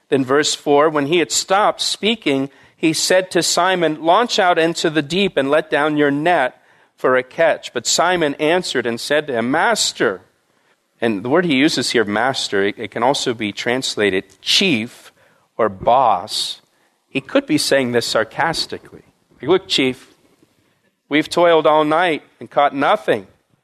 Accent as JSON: {"language": "English", "region": "Florida", "country": "United States", "tie": "born or raised there", "said": "When I was about 10 years old, I grew up in Florida."}